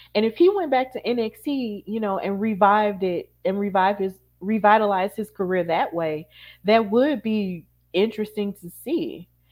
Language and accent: English; Birmingham, Alabama, United States; I'm from Birmingham, Alabama